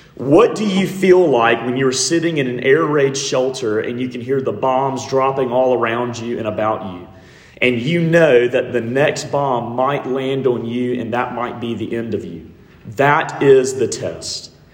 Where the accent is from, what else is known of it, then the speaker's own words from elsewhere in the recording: Montgomery, Alabama, United States; I grew up in Montgomery, Alabama